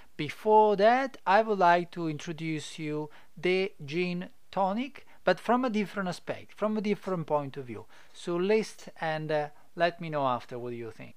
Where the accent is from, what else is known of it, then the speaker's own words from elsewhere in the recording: Italy; English is a second language; now in Adelaide, Australia; I'm not English or I'm not Australian. I am Italian, so apologize if my English is not perfect